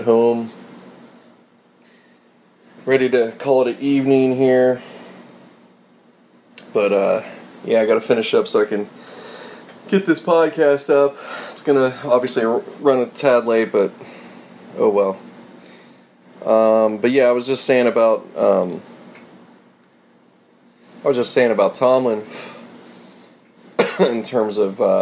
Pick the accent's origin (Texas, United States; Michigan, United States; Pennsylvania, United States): Pennsylvania, United States; Pittsburgh; me growing up in Pittsburgh